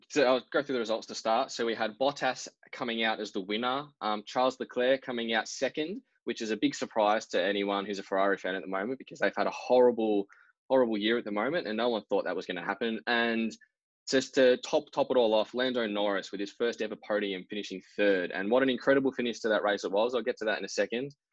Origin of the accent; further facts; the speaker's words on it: Victoria, Australia; how much we have here in Victoria, and you know, growing up here